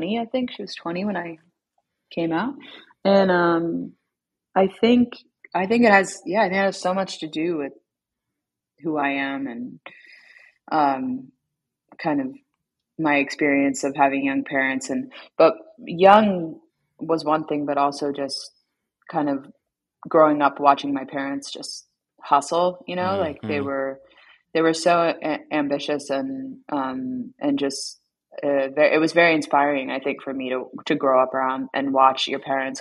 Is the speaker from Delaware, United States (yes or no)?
yes; Wilmington, Delaware, United States; I was born in Wilmington, Delaware, at the Wilmington General Hospital